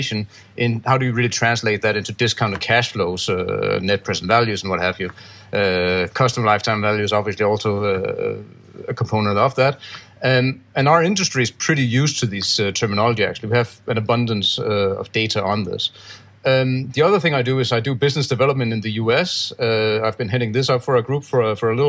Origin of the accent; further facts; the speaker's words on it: Denmark; now in Gibraltar; I'm from Denmark, but I live in Gibraltar